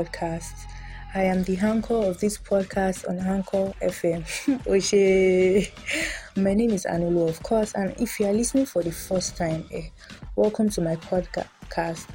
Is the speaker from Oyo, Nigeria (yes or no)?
yes; Ibadan, Oyo, Nigeria; I was born and bred in Nigeria, Ibadan, Oyo State to be precise